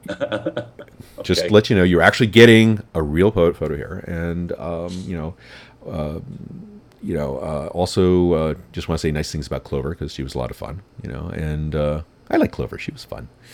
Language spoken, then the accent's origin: English; New York City, New York, United States; I'm in New York. I'm from New York